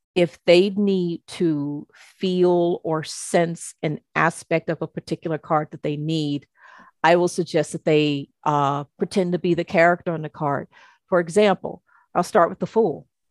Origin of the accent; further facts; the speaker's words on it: United States; I'm an American